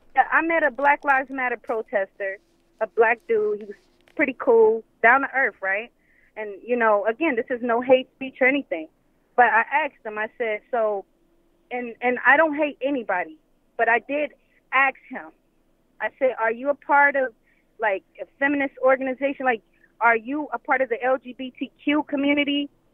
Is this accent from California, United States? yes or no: no; Cleveland, Ohio, United States; now in Kissimmee, United States; I'm calling from Cleveland. Well, I'm actually calling from Kissimmee, but, you know, I'm from Cleveland, so I'm going to represent that.